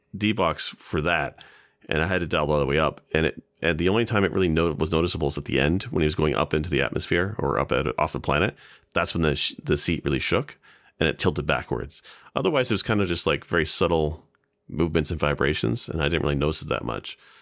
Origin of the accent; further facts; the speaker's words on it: Ontario, Canada; I was born in Ontario, so I, I sound nothing like it